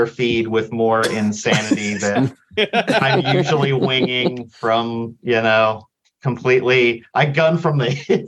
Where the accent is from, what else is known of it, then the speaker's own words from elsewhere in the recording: West Virginia, United States; I'm from West Virginia